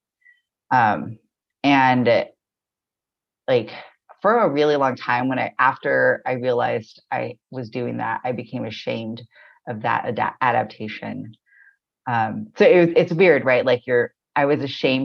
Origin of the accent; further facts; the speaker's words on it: Corona, California, United States; now in Baltimore, United States; I was born in Southern California, I believe Tongva land